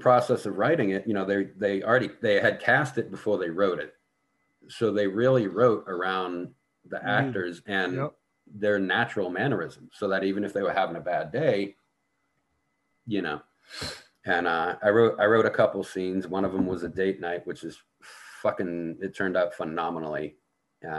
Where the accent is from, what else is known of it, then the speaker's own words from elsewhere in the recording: Boston, Massachusetts, United States; now in Indiana, United States; where I grew up in Boston